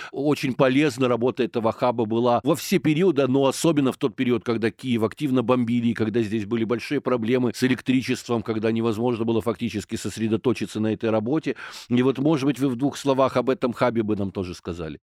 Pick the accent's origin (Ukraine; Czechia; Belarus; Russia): Ukraine; Kyiv; я киевлянин